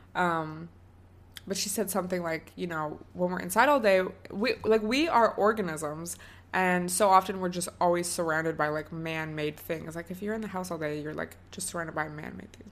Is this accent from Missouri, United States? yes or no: no; Washington, United States; now in Southern California, United States; I grew up in Washington State